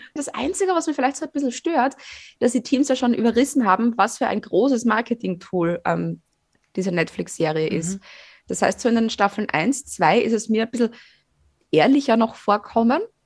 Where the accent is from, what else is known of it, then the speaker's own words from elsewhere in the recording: Fohnsdorf, Styria, Austria; Fonsdorf. Also mein Heimatdorf